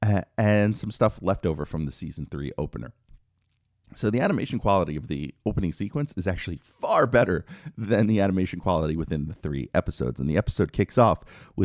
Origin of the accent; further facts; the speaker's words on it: New York City, New York, United States; where I grew up in New York City